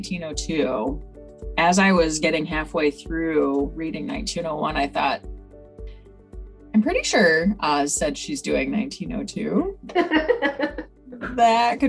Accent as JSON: {"language": "English", "region": "New York", "country": "United States", "tie": "born or raised there", "moved": "yes", "lives_now": "Ohio, United States", "said": "my home state of New York"}